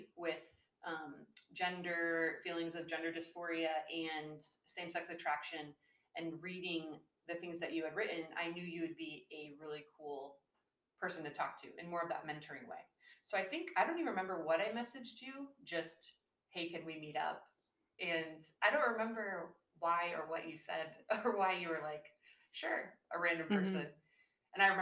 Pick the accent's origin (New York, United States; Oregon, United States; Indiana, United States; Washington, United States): Washington, United States; Seattle; I was raised in the Seattle area